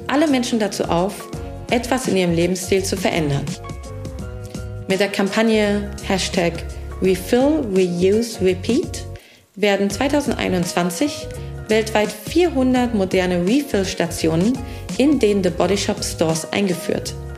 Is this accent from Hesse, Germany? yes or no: yes; Hesse, Germany; moved away as an adult; also born or lived in London; now in Berlin, Germany; Ich komme aus Hessen und bin einfach sehr, sehr hessisch